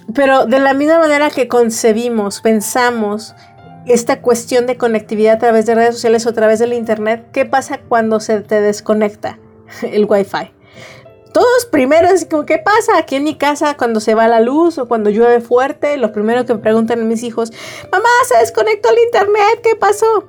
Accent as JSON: {"language": "Spanish", "country": "Mexico", "said": "todas como mexicanos"}